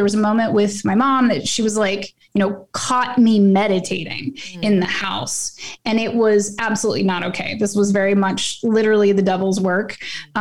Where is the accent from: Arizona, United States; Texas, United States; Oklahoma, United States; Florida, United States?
Oklahoma, United States; moved away; I'm originally from Oklahoma